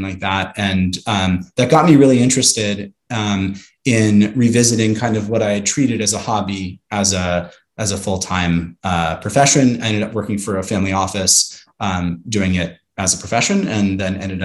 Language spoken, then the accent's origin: English; Santa Monica, California, United States; I'm from Santa Monica, California